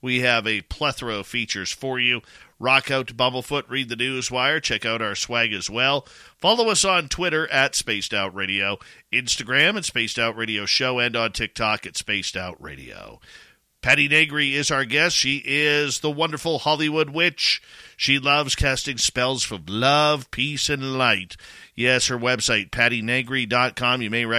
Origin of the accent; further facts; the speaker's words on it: Vancouver, British Columbia, Canada; I'm from Vancouver, who the hell are you? Kind of thing.